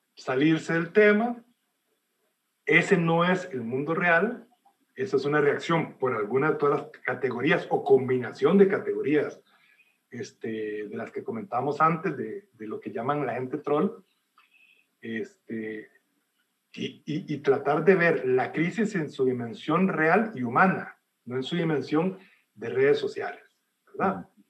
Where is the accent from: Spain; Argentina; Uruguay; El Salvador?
El Salvador; yo soy de origen salvadoreño, yo nací en Salvador